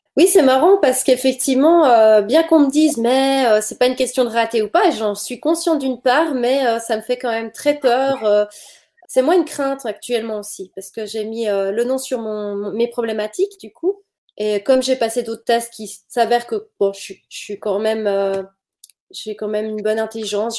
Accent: Switzerland; je viens de Suisse

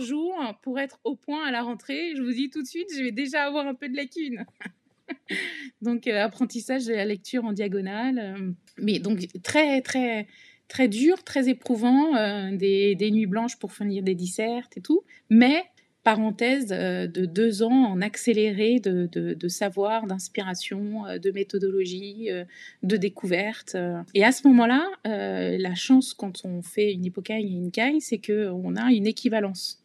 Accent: Provence-Alpes-Côte d'Azur, France; also born or lived in Rueil-Malmaison, Hauts-de-Seine / Paris region / Cagnes-sur-Mer / Nice; on a grandi euh, entre la région parisienne et la Côte d'Azur

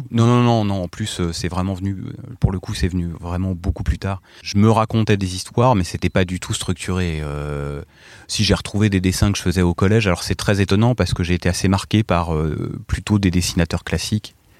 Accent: Morsang-sur-Orge, Île-de-France, France; also born or lived in Paris; je venais de, de l'Essonne, de Morsan-sur-Orge.

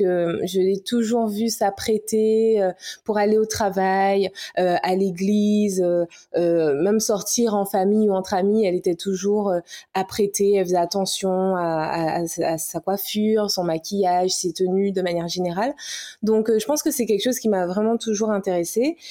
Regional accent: Guadeloupe; also born or lived in Paris; guadeloupéenne, hein, fière de l'être

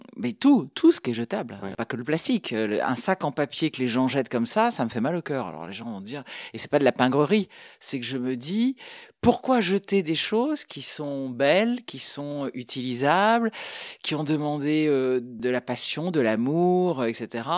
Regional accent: Paris, Île-de-France, France; now in Brittany, France; J'ai grandi à Paris

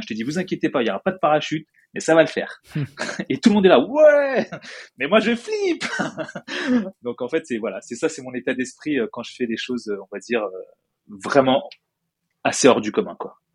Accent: France; accent: French; moved away; je suis français

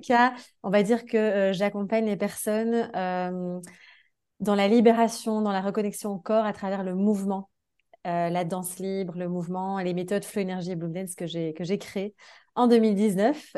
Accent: Belgium; moved away as an adult; mon pays. Enfin, tu vois, genre, j'ai quitté la Belgique

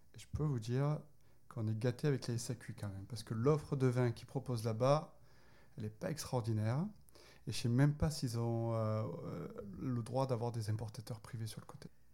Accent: Marseille, Provence-Alpes-Côte d'Azur, France; moved away; Je suis marseillais

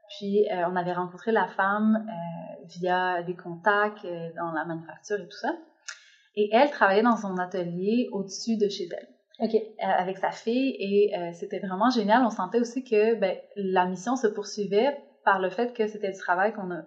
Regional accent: Quebec, Canada; moved away; also born or lived in Mexico; moi j'ai habité plusieurs années au Mexique donc j'ai quitté le Québec assez assez jeune puis j'ai fait ma vie un peu au Mexique ensuite j'ai découvert la Colombie

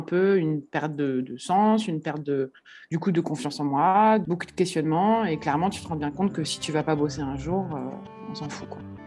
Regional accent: Paris, Île-de-France, France; moved away as an adult; now in Bordeaux, France; j'ai grandi bah, euh, à Paris dans le 15e

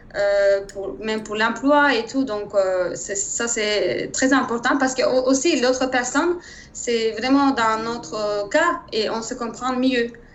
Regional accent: Turkey; French is a second language; moved away as an adult; also born or lived in Germany; now in Paris, France; je viens de Turquie

